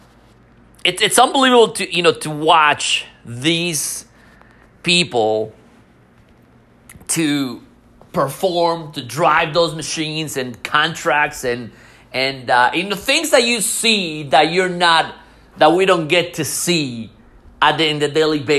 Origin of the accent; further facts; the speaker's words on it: Mexico; moved away; I was born in Mexico